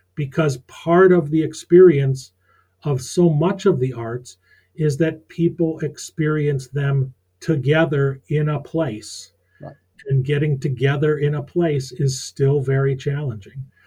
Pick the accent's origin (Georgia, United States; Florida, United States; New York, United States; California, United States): New York, United States; Rochester; moved away as an adult; also born or lived in Syracuse, New York, United States; now in Maine, United States; I was born in Rochester, New York, went to school at Syracuse